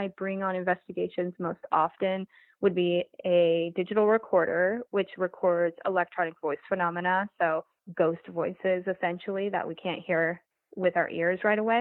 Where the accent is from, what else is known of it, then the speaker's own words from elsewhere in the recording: Montana, United States; moved away; I'm from Montana originally.